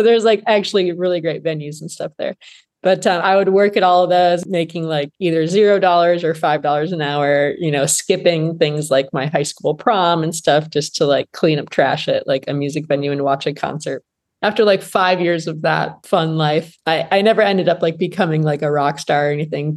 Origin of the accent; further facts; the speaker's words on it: Flint, Michigan, United States; I grew up in Flint, Michigan